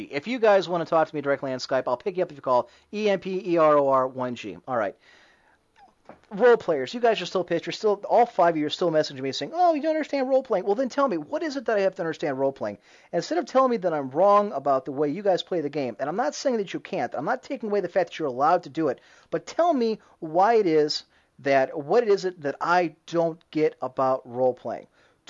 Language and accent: English; United Kingdom; Well, I would, but I'm British.